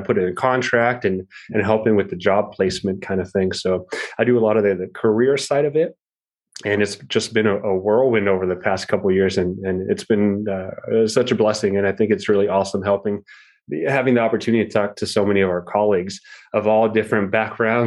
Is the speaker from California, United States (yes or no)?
yes; Southern California, United States; moved away as an adult; also born or lived in Iowa / Houston / East Coast; now in Wisconsin, United States; I'm from Southern California. I'm practicing in Wisconsin now